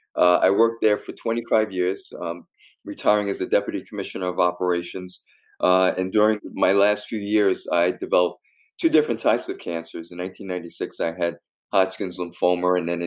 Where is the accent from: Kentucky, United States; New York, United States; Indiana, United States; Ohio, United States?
New York, United States; New York City; I grew up in the South Bronx.